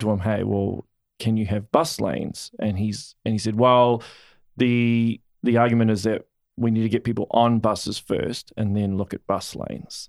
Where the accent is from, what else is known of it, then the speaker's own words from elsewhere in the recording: Auckland, New Zealand; I'm originally from Auckland